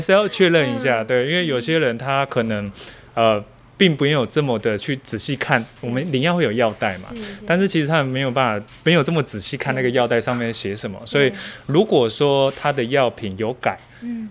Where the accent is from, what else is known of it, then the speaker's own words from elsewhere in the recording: Taitung, Taitung County, Taiwan; now in Hualien, Taiwan; 其实我是台东人欸，虽然东部小孩